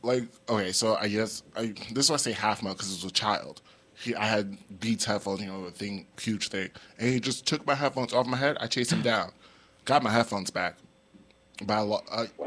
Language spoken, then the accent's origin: English; New York, United States; I'm a native New Yorker, born and raised in New York